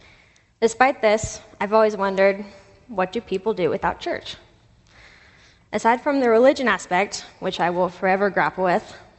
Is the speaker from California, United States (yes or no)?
no; Asheville, North Carolina, United States; Growing up in Asheville among hippies and drum circles